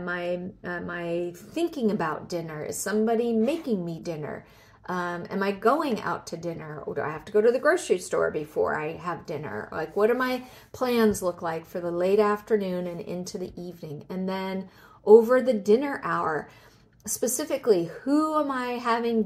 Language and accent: English; Southern California, United States; moved away; I'm originally from Southern California